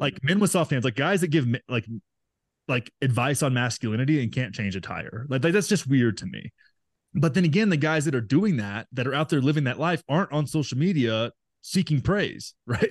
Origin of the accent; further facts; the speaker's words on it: Graham, Texas, United States; moved away as an adult; also born or lived in Los Angeles; my hometown of nine thousand people in Texas, in Graham, Texas, little oil and cattle town